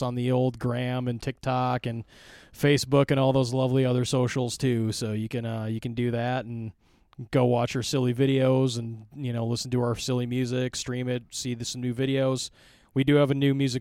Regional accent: La Crosse, Wisconsin, United States; my hometown

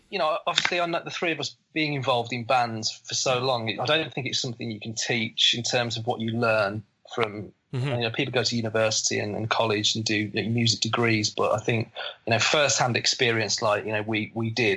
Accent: Black Country, West Midlands, United Kingdom; accent: Black Country; I've got an English accent, but my accent is, is it's not Queen's English. It's it's the middle of England, which is uh, kind of a it's more it's called black country accent. Mine is, um, but people call me a Brummie

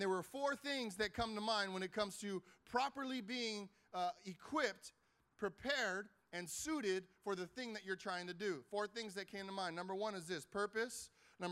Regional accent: Carson, California, United States; I grew up in Carson, right here down the street.

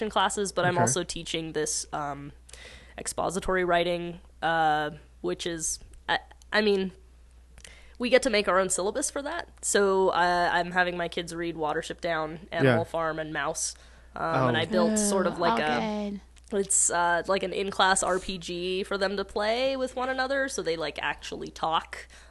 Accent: Taos, New Mexico, United States; I'm from Taos

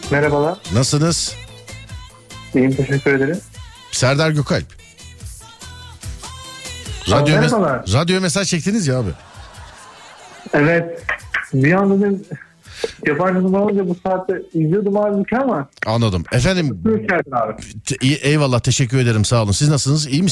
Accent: Samsun, Turkey

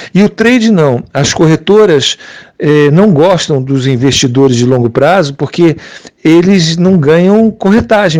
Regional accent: Portugal; now in Switzerland; eu sou portuguesa

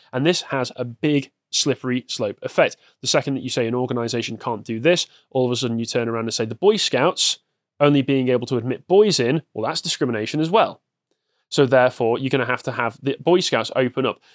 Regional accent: England, United Kingdom; growing up in England

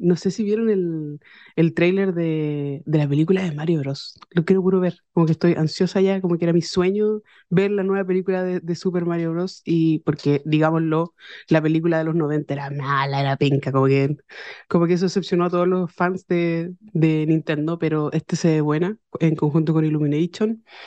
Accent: Chile; mis compatriotas

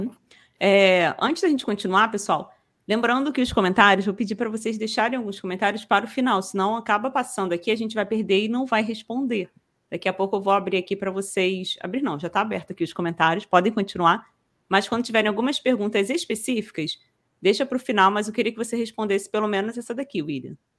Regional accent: Rio de Janeiro, Brazil; sou carioca aqui do Rio

